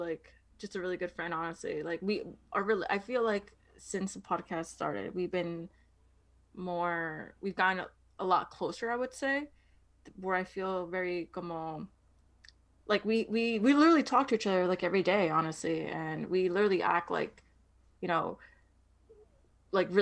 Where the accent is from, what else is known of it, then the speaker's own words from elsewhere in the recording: New York, United States; I'm from New York, born and raised